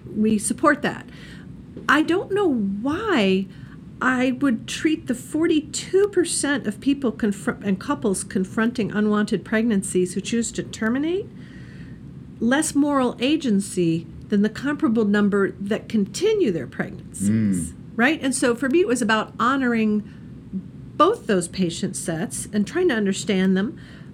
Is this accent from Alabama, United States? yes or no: no; Indiana, United States; I'm from Indiana